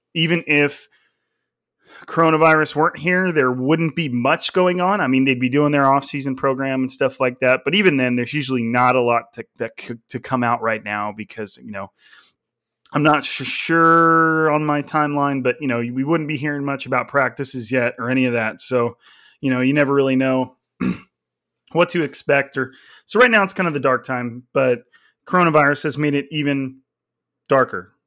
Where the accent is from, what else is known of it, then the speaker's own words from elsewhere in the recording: California, United States; I was like the California kid